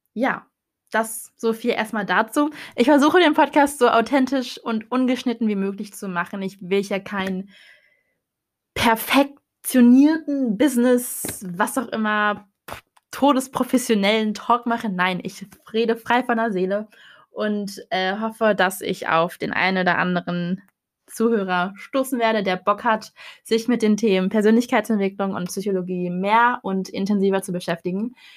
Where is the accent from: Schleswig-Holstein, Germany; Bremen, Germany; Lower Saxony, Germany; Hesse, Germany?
Lower Saxony, Germany; Hannover; ich komme aus Hannover, ich bin 22 Jahre jung